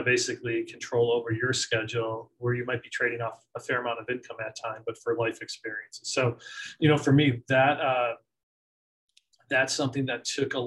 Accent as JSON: {"language": "English", "town": "Scranton", "region": "Pennsylvania", "country": "United States", "tie": "born or raised there", "said": "I grew up in Scranton, PA"}